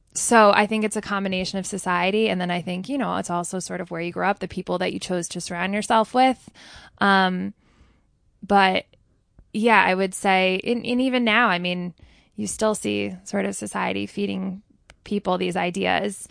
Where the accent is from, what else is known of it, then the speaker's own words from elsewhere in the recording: Ridgewood, New Jersey, United States; also born or lived in Manhattan; growing up in Ridgewood, New Jer-